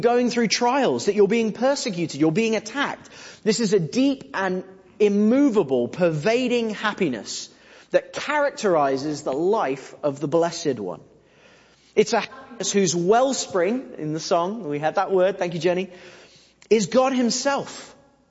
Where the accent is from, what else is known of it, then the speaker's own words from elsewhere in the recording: England, United Kingdom; we're English